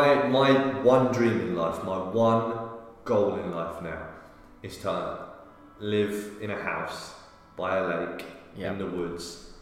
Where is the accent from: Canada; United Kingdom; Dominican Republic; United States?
United Kingdom; accent: British